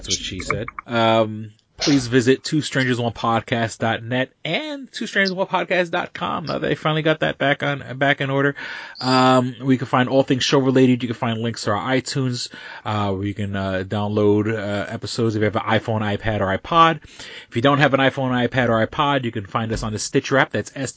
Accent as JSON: {"language": "English", "town": "New York City", "region": "New York", "country": "United States", "tie": "born or raised there", "moved": "yes", "said": "When I was a kid, I grew up in Manhattan"}